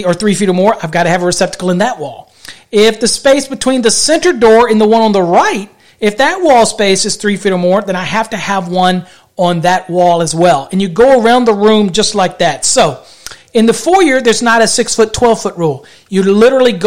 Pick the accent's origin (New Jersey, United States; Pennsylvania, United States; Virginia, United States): Virginia, United States; I'm from Virginia